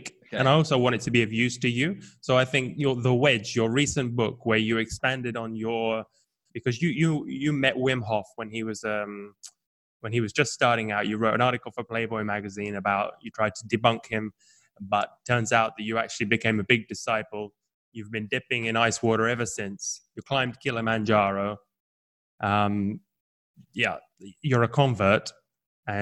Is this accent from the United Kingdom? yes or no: yes; England, United Kingdom; now in Italy; I'm English